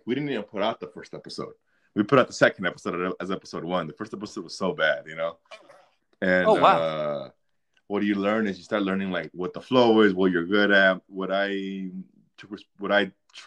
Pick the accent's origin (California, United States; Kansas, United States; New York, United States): California, United States; Midway City; in Orange County. Midway City is what it's called